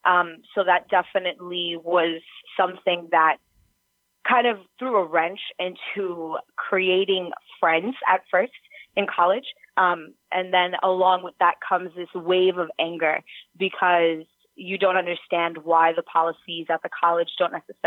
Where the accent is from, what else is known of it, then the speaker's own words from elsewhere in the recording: New York City, New York, United States; I'm from New York City and from Manhattan, from the city, grew up there